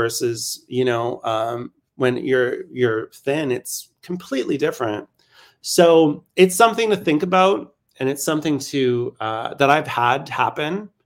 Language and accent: English; Canada; now in Berlin, Germany; I'm Canadian